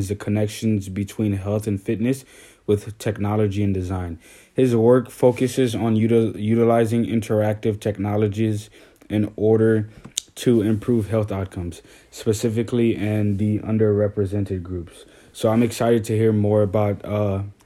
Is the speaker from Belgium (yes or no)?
no; Haiti; now in New Orleans, United States; I was born in Haiti